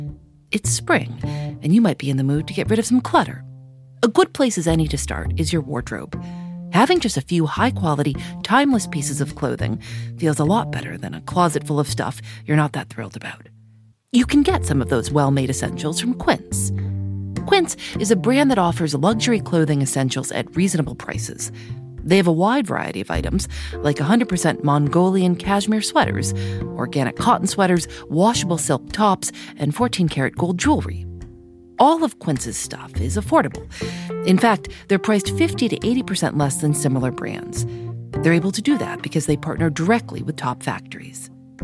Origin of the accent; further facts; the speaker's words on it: Chicago, Illinois, United States; Well, I'm from Chicago.